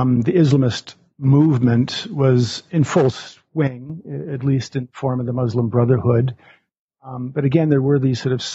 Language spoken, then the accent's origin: English; Alberta, Canada; moved away as an adult; also born or lived in Montreal, Canada / Cairo, Egypt; now in Omaha, United States; I grew up in Alberta, Canada